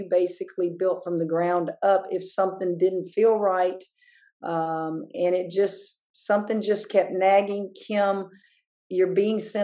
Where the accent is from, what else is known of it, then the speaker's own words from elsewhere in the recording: Hammond, Louisiana, United States; I grew up in Hammond.